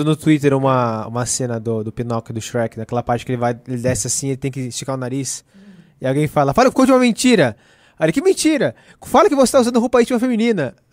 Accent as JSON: {"language": "Portuguese", "town": "São José dos Campos", "region": "São Paulo", "country": "Brazil", "said": "eu sou de São, São José dos Campos."}